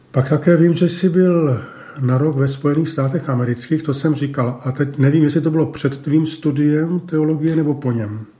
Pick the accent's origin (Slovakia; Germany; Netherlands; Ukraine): Germany; Baden-Württemberg; born or raised there; Czech is a second language; moved away as an adult; now in Prague, Czech Republic